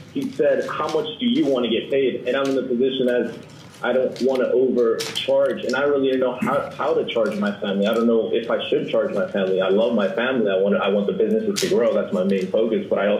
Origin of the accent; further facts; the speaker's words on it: Ocean City, New Jersey, United States; I'm from Ocean City, New Jersey.